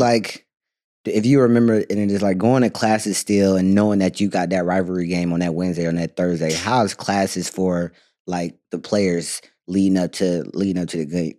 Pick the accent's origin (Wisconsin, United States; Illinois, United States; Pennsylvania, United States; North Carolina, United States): North Carolina, United States; I grew up in North Carolina playing basketball